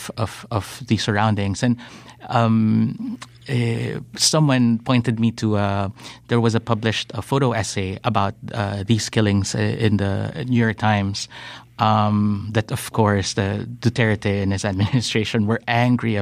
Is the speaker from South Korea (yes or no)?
no; Philippines; me as a Filipino